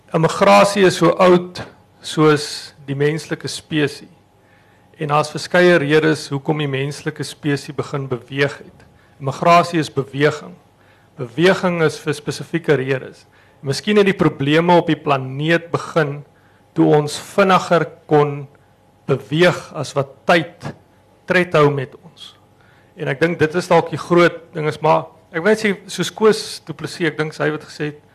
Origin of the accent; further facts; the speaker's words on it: South Africa; ons is Suid-Afrikaners